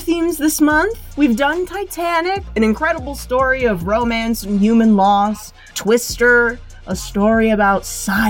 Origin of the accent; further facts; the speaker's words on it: Tornado Alley, United States; we grew up in Tornado Alley